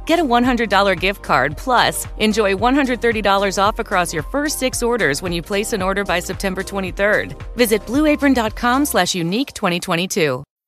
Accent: Lisbon, Portugal; English is a second language; moved away; I was born in Portugal, but my mum's side of the family is from Angola, Africa.

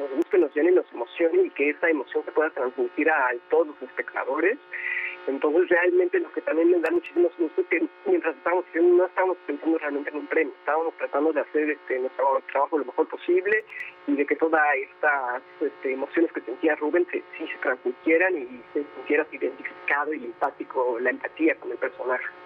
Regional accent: Mexico; nosotros eh, tres mexicanos

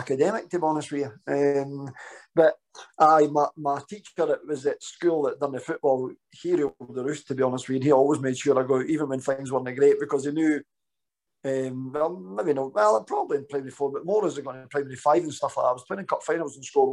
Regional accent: Danderhall, Scotland, United Kingdom; I grew up with an amazing mum and dad, lived in a wee village called Dander Hall

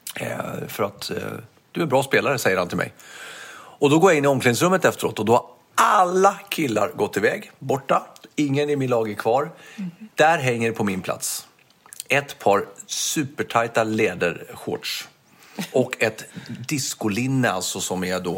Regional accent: Stockholm, Stockholm County, Sweden; accent: Stockholmska; jag har som stockholmska, att det finns slangord i det

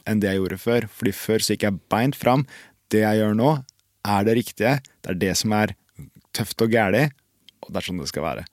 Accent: Bærum, Akershus, Norway; jeg kommer fra Bærum

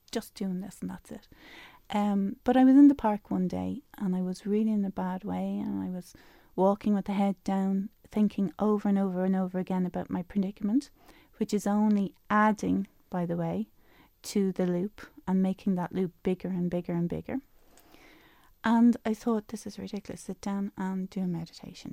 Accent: Dublin, Leinster, Ireland; moved away as an adult; I'm I'm from Dublin um, originally

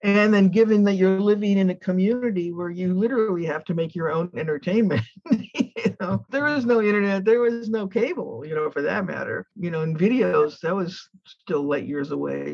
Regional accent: Chicago, Illinois, United States; now in Ukiah, United States; I grew up in Chicago, and so that was the home of Second City and Viola Spolin

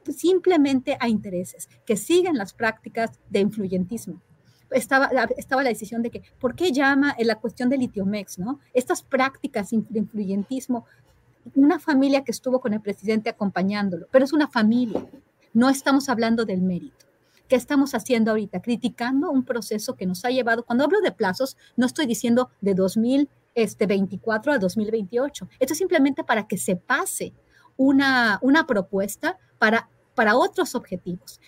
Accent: Mexico; en mi país

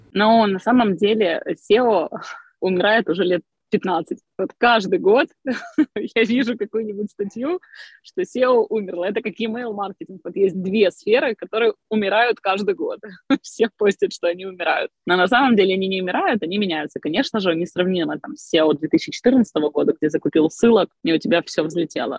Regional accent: Crimea, Ukraine; moved away as an adult; also born or lived in Kyiv, Ukraine; now in Ivano-Frankivsk, Ukraine; родилась я в Крыму, я прожила там до 18 лет, потом переехала учиться в Киев

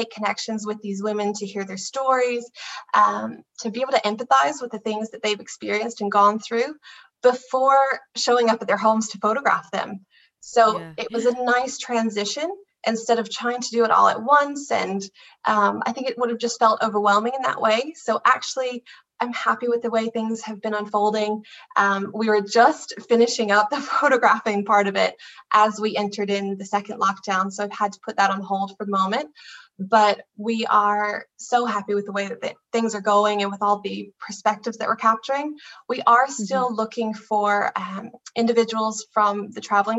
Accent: United States; now in Ireland; I'm from America originally, but married to an amazing Irishman named Garrett

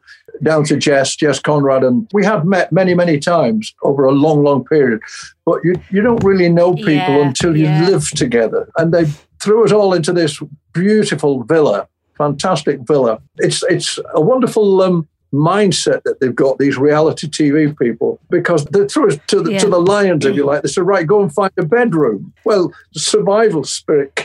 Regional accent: St Helens, North West England, United Kingdom; I grew up in St Helens, which is on the fringe of Merseyside

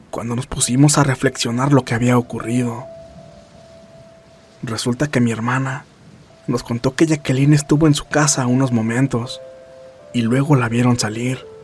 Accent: Fresno, California, United States; Soy de Fresno, California.

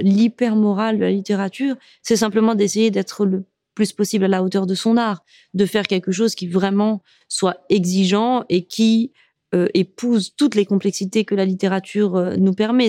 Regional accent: Morocco; also born or lived in France; je suis marocaine

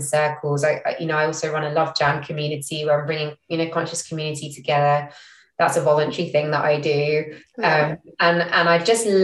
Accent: London, United Kingdom; moved away as an adult; also born or lived in Singapore / Israel; now in Norwich, United Kingdom; I didn't grow up in Norfolk. I grew up in London.

